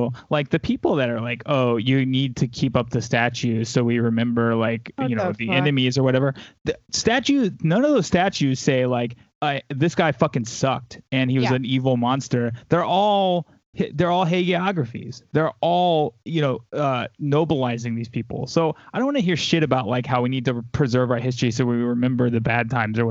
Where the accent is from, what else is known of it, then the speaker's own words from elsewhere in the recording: the South, United States; Like I said, I grew up in the South. Like, I was around these people my whole life.